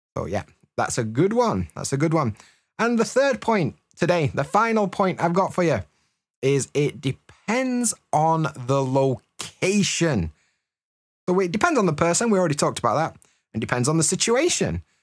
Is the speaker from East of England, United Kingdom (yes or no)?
no; Yorkshire and the Humber, United Kingdom; accent: Yorkshire; I'm from Yorkshire, yeah? So I use a Yorkshire accent, Yorkshire dialects, and of course, Yorkshire slang.